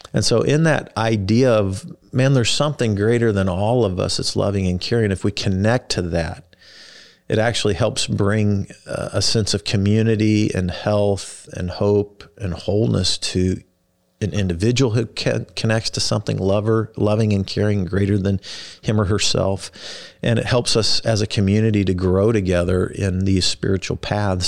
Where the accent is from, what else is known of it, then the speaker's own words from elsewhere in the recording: Kansas City, United States; also born or lived in Wichita, Kansas / Texas; I was born in Wichita, Kansas, grew up in Kansas City.